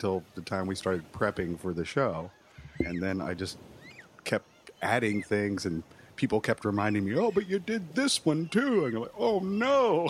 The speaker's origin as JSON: {"language": "English", "town": "Kansas City", "region": "Missouri", "country": "United States", "tie": "born or raised there", "moved": "as an adult", "lives_now": "California, United States", "said": "growing up in Kansas City"}